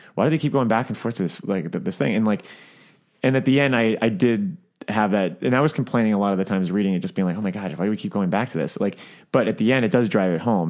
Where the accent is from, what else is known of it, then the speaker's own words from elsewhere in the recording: South Florida, United States; growing up in South Florida